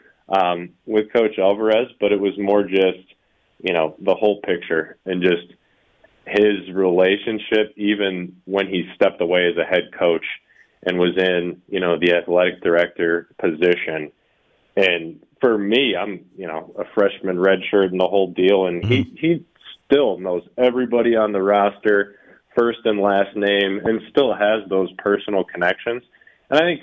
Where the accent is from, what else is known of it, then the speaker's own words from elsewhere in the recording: Ohio, United States; moved away; I grew up in Ohio